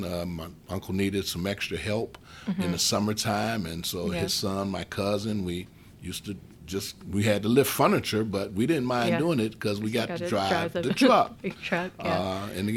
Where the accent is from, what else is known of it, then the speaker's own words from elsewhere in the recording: Chicago, Illinois, United States; Born and raised in Chicago